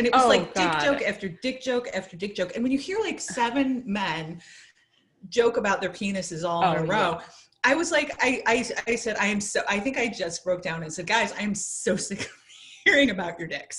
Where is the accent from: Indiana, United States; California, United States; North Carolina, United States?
Indiana, United States; in a town where I grew up in Indiana, which isn't far from the Michigan border